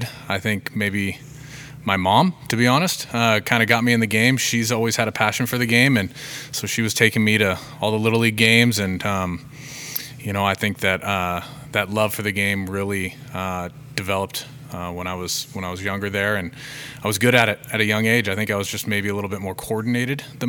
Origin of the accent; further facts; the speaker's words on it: Federal Way, Olympia, Washington, United States; I grew up actually in Federal Way early on. I played, we lived there until I was in fourth grade